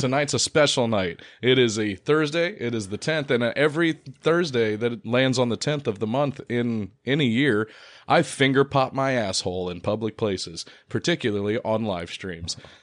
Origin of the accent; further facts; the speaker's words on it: Ohio, United States; we are from Ohio